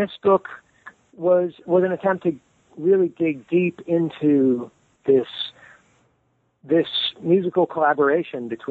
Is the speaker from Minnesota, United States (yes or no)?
no; Modesto, California, United States; I grew up in California in the Central Valley, so not far from the Redwood Country, but not quite in it, in the city of Modesto.